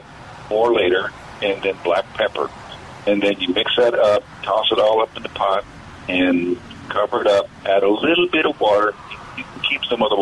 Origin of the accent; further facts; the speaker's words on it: the South, United States; Right here from the South.